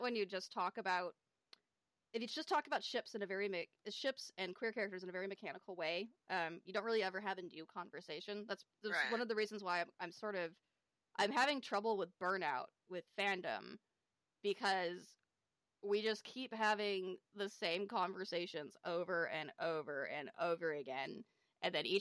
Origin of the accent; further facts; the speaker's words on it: California, United States; also born or lived in Bay Area, California; I'm from California